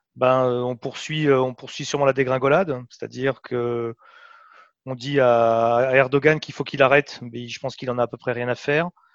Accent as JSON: {"language": "French", "country": "France", "said": "en tant que Français"}